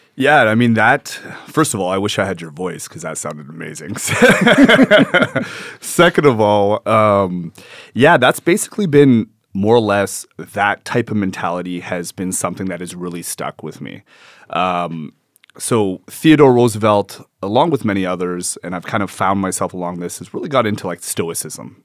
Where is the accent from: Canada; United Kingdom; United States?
Canada; Edmonton, Alberta; I was born in Edmonton